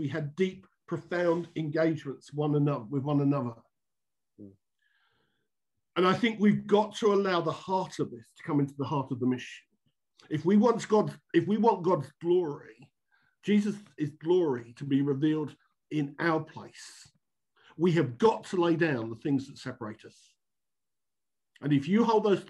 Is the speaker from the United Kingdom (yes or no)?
yes; United Kingdom; also born or lived in Luton; seek to walk as a Brit